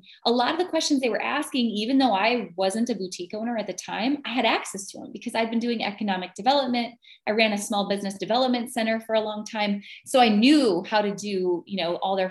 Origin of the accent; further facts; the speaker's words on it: North Dakota, United States; moved away as an adult; now in Wisconsin, United States; originally I'm from North Dakota and that's not exactly a fashion mecca. I grew up in a small town